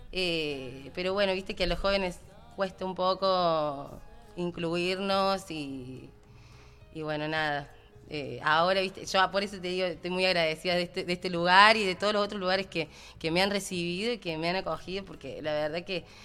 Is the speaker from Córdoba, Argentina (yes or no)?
yes; Córdoba, Argentina; así que venimos los tres de Córdoba.